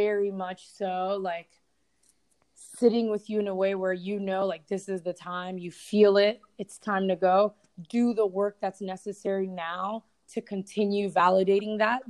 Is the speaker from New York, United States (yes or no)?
yes; New York City, New York, United States; moved away; I'm originally from New York City when I moved here